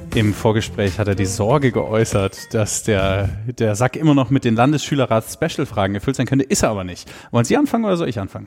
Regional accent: Germany; ich würde mein Heimatland nie mehr verlassen

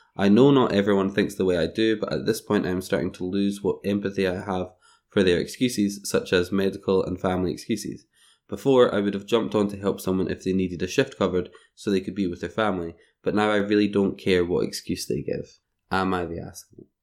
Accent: Scotland, United Kingdom; I'm on holiday from Scotland

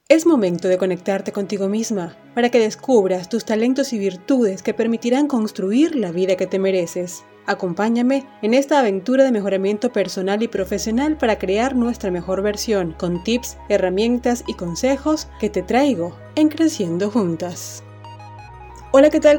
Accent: Maracaibo, Zulia, Venezuela; la alcaldía de Maracaibo en mi ciudad natal

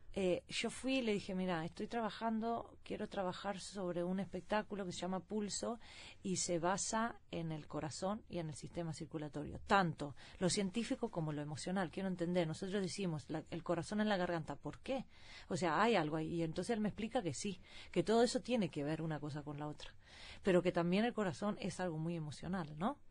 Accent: Sweden; also born or lived in Seville, Spain; nací en Suecia con padres uruguayos

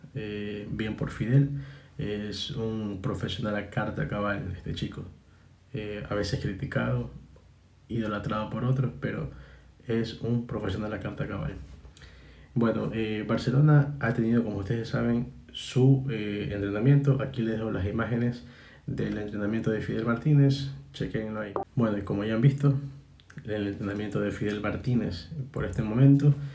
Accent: Guayaquil, Guayas, Ecuador; nosotros como guayaquileños, nosotros guayaquileños

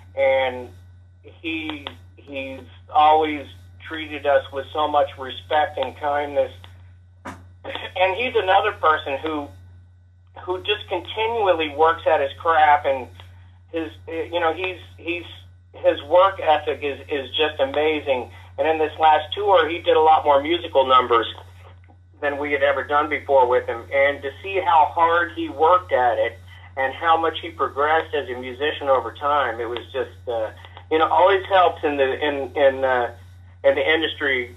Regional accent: Kansas City, Missouri, United States; coming from uh, the Kansas City area

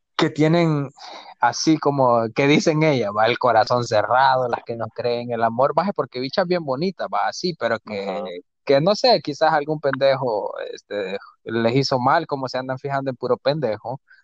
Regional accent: El Salvador; como decimos nosotros los salvadoreños

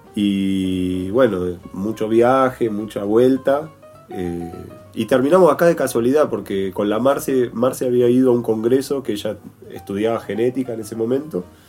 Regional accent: Buenos Aires, Argentina; moved away as an adult; also born or lived in Traslasierra Valley, Córdoba; Yo vengo de Almagro, de Buenos Aires.

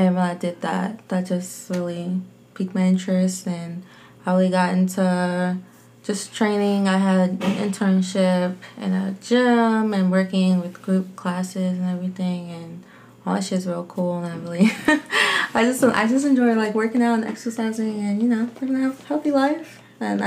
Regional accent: Newport News, Virginia, United States; I'm from Newport News, Virginia, born and raised.

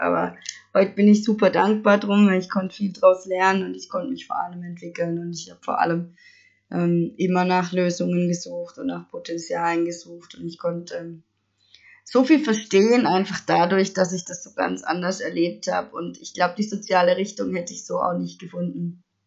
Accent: Stuttgart area, Baden-Württemberg, Germany; ich komme aus dem Stuttgarter Raum und ich glaube, man hört es auch

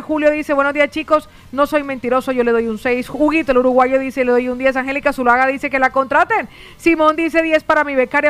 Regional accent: Colombia; also born or lived in Barcelona area, Spain; now in Spain; para volver a mi tierra, a saludar a mi familia

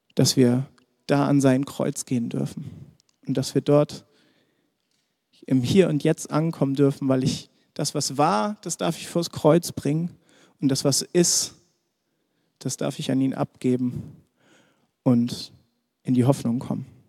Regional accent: Germany; für uns als Deutsche

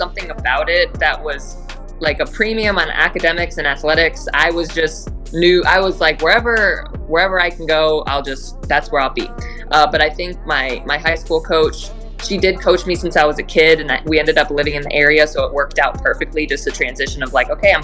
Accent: Phoenix, Arizona, United States; also born or lived in Oregon; I'm from Phoenix

